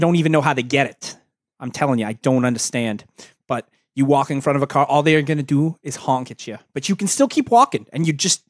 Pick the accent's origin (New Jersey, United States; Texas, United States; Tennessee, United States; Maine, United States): New Jersey, United States; I'm actually from New Jersey.